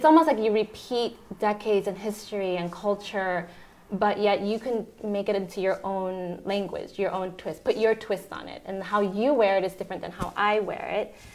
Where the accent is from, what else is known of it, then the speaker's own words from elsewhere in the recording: Chicago, Illinois, United States; moved away as an adult; also born or lived in New York City; now in Houston, United States; I'm actually from Chicago